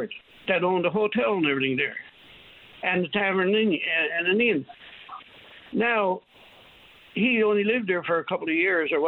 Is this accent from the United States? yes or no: no; New Harbour, Newfoundland and Labrador, Canada; I came from New Harbor in Trinity Bay